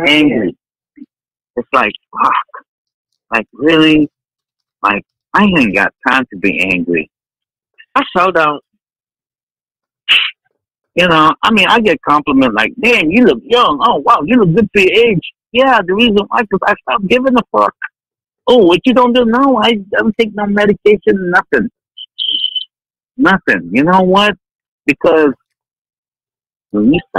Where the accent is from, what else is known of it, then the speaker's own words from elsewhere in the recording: Vallejo, California, United States; also born or lived in Philippines; now in Hawaii, United States; I grew up in Vallejo, California. I remember in middle school, it was a Filipino and black rumble every damn year